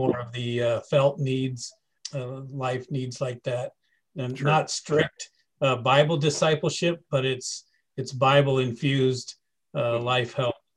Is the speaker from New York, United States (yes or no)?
no; near Davenport, Iowa, United States; moved away; I grew up in a little town. Thriving metropolis of 150, just outside of Davenport